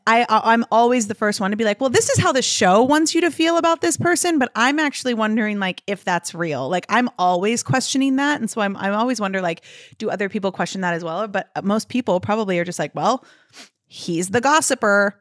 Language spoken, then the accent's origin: English; Santa Monica, California, United States; moved away as an adult; also born or lived in London / San Diego; I grew up in Los Angeles, so in and out of the entertainment industry